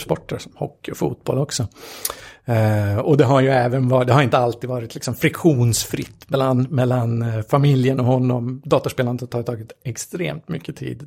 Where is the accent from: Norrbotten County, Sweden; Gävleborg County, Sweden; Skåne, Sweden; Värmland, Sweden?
Gävleborg County, Sweden; Gävle; vi kommer från en från Gävle, så det är ju hockeystad med, med stort H där